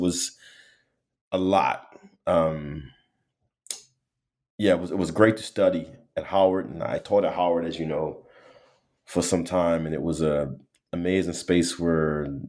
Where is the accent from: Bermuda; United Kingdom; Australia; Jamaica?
Bermuda; You know, I'm from Bermuda, born and raised, small community, interesting ecologies.